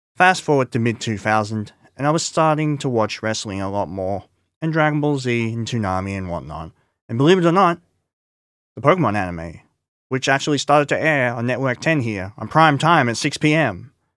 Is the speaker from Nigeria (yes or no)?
no; Scarborough, Queensland, Australia; also born or lived in Kippa-Ring; my first year of Scarborough State School, which I moved to from Kippering State School in two thousand